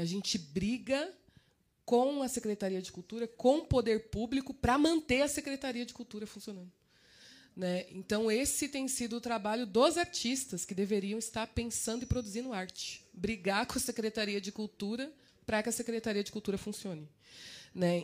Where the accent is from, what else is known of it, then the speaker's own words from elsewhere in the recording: São Paulo, Brazil; eu sou de Cidade Tiradentes